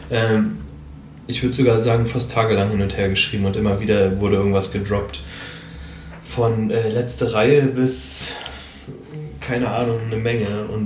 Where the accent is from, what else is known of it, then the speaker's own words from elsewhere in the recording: Berlin, Germany; Also ich bin Berliner